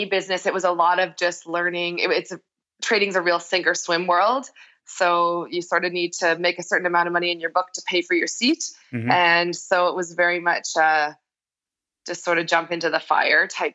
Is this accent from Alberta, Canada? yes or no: yes; Medicine Hat, Alberta, Canada; moved away as an adult; now in Calgary, Canada; I'm from Medicine Hat